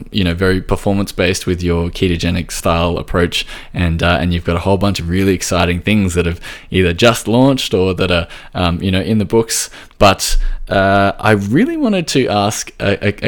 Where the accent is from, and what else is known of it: Australia